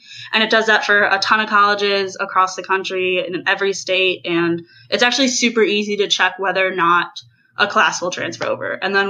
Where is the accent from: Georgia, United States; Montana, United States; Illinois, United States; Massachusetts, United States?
Illinois, United States; Chicago; I'm from Chicago, Illinois.